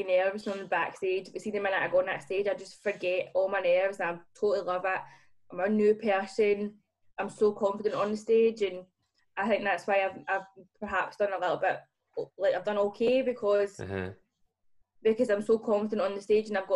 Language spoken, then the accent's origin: English; Hurlford, Scotland, United Kingdom; I grew up in Hurlefield